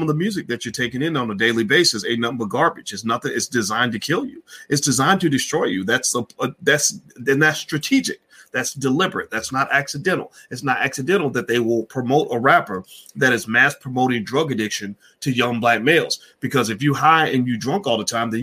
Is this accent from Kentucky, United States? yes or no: yes; Louisville, Kentucky, United States; I am from the Ville. I rep the Ville.